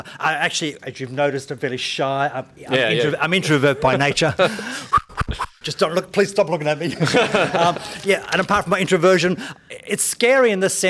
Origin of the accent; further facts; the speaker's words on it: Hong Kong; born there; I was brought up in a Christian family. My parents actually were missionaries. I was born in Hong Kong.